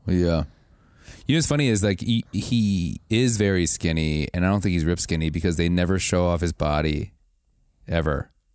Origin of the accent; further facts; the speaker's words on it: Wisconsin, United States; I grew, I grew up in Wisconsin